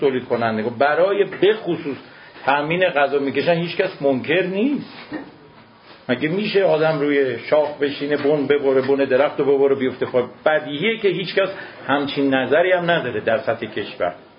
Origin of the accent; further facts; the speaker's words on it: Iran; ما ایرانیم